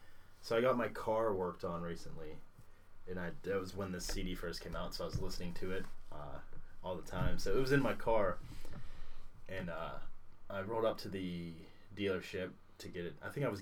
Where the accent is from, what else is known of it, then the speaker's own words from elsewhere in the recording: Atlanta, Georgia, United States; The Donald Glover, my hometown Atlanta, baba.